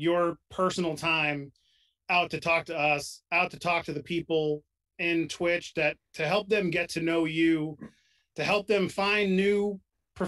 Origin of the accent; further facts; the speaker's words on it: New York, United States; I grew up in New York